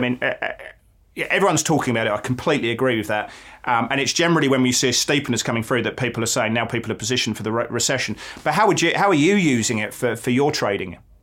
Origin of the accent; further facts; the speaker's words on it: England, United Kingdom; now in Melbourne, Australia; as an Englishman